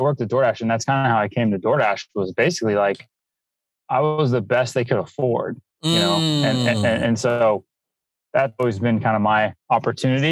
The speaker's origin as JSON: {"language": "English", "town": "San Francisco", "region": "California", "country": "United States", "tie": "born or raised there", "also_born_or_lived": "San Bruno / Denver", "said": "So my parents live in San Bruno. It's kind of where the airport is at SFO, and went to high school in the city and then went to college in Denver"}